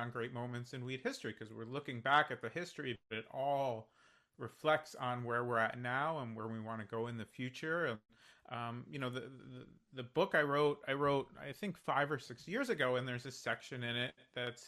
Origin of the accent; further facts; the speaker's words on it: New Jersey, United States; moved away; also born or lived in New York City; I grew up in New Jersey, I lived in New York City for a long time